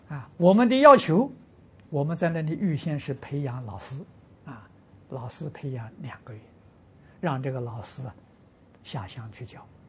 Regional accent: Lujiang, Anhui, China; moved away; 我的老家家乡，啊，安徽庐江

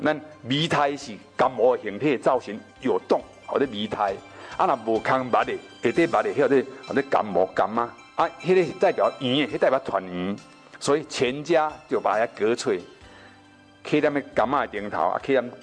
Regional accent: Taiwan; 其实是我们台湾人的真正的本土文化

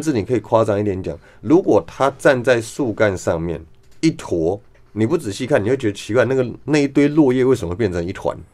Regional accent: Taipei, Taiwan; 小时候在台北市

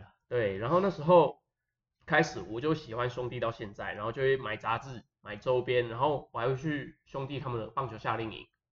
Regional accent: Taiwan; 我是台湾的

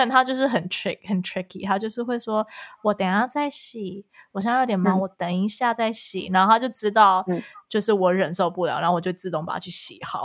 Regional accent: Canada; first language Chinese; 我们又从小在加拿大

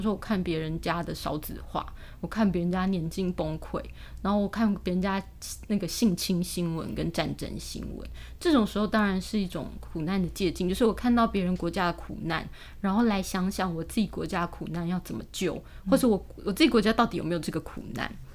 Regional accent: Taiwan; 我们台湾人

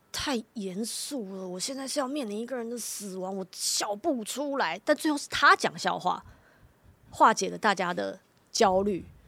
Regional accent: Taipei, Taiwan; 我生长的那个neighborhood，其实不是一个很大的地方，但是那个社区就是我从小，我移民到台湾来的时候我就住在那边，一直到现在我都还住在那边，那是我最熟悉长大的地方

